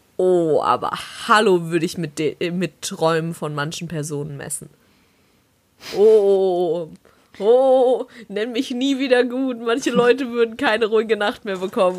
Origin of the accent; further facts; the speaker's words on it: southwest Germany, Germany; ich komme ja aus dem Süden von Deutschland eher. Südwesten ist es im Endeffekt